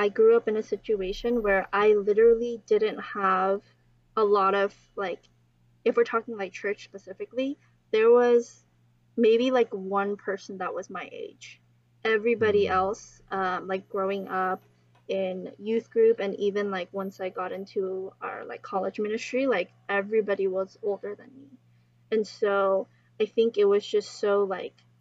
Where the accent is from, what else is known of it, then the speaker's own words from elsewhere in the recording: United States; we are also American